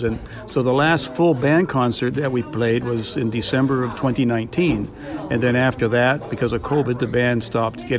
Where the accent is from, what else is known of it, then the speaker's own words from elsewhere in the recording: Amherst, Nova Scotia, Canada; now in Sackville, Canada; I was born and raised in Amherst